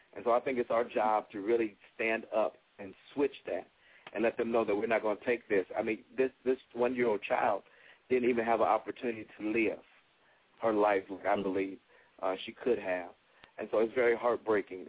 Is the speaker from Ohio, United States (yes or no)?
yes; Toledo, Ohio, United States; my hometown